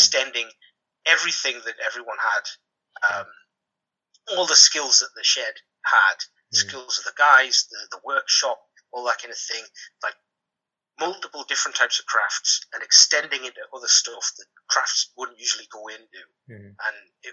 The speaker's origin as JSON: {"language": "English", "area": "Durham Coalfield villages", "region": "North East England", "country": "United Kingdom", "said": "We're both from Durham Coalfield villages"}